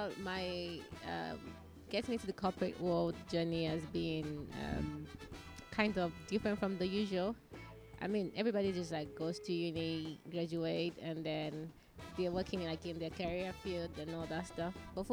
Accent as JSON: {"language": "English", "country": "Nigeria", "lives_now": "Malaysia", "said": "Yes, I am Nigerian."}